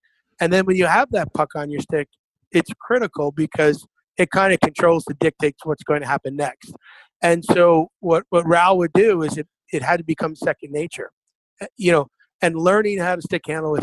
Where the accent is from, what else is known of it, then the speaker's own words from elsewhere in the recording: Waterford, Michigan, United States; I was very fortunate to play local up till I was 15. I mean, I played right there at Waterford, Lakeland Arena